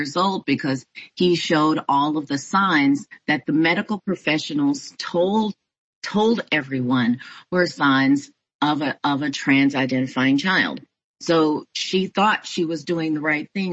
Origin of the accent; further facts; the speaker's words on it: Houston, Texas, United States; now in Houston, United States; my hometown of Houston, Texas